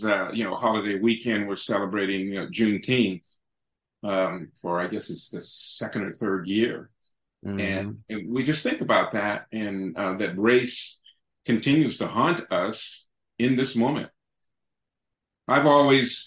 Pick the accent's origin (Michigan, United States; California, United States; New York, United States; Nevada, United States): California, United States; San Francisco; born and raised in San Francisco